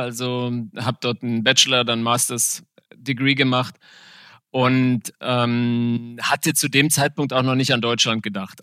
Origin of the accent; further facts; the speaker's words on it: Windhoek, Khomas, Namibia; moved away as an adult; also born or lived in South Africa; now in Germany; Also ich bin in Namibia geboren, aufgewachsen